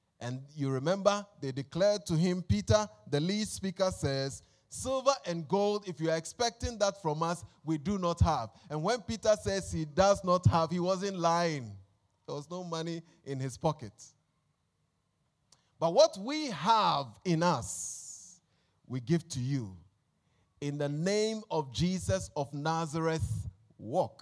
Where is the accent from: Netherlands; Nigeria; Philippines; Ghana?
Ghana; Accra, Greater Accra; I consider myself an honorary Ghanaian because I was born in Accra.